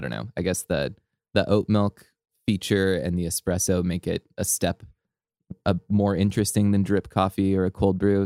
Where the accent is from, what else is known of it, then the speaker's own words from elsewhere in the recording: Southern California, United States; growing up in SoCal